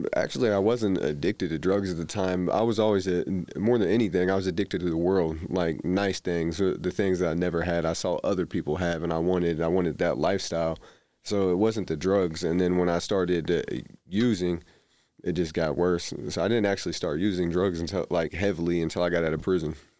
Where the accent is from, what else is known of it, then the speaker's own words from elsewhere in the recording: Indianapolis, Indiana, United States; I grew up primarily in Indianapolis